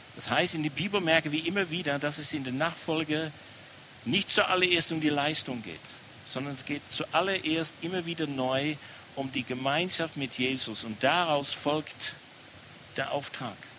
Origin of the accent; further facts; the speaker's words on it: Amsterdam, North Holland, Netherlands; German is a second language; now in Germany; An meiner Aussprache merkt man immer wieder, ich komme nicht aus Baden, bin hier in Amsterdam geboren